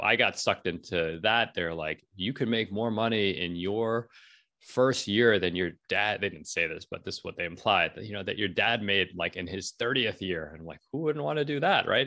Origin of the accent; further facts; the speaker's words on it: New York City, New York, United States; I'm from New York City